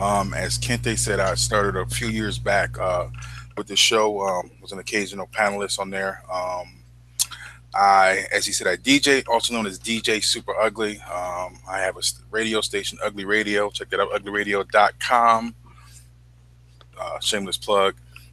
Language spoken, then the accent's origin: English; Detroit, Michigan, United States; I am from Detroit